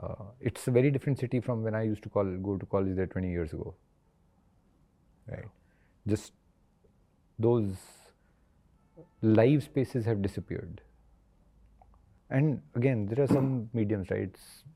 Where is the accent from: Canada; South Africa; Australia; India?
India; looking at India has just been that, when I go back to my hometown, I go back to a lot of these places, which are what we'd call tier 3, tier 4 cities.